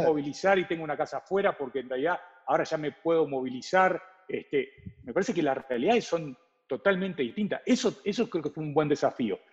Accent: Uruguay; now in Mexico; Nosotros somos dos uruguayos

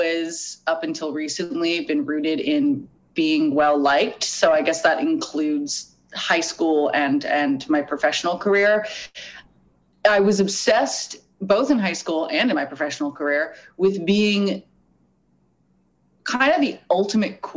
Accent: Los Angeles, California, United States; also born or lived in Arizona; I'm white and I'm from Los Angeles. I went to a nice high school.

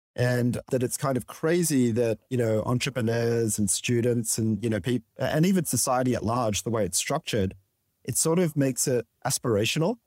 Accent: Sydney, New South Wales, Australia; born on the north shore of Sydney and, um, in the quiet suburb of Saint Ives, Chase.

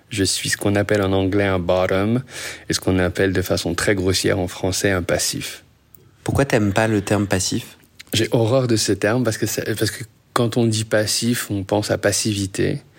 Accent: Paris, Île-de-France, France; also born or lived in Casablanca, Morocco; now in Montreal, Canada; J'ai grandi entre Paris et Casablanca avant de revenir à Paris à 16 et de quitter Paris pour aller à Montréal.

